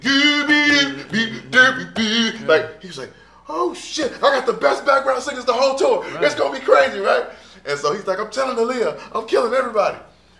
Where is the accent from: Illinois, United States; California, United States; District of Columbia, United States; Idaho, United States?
District of Columbia, United States; Washington; I'm from DC.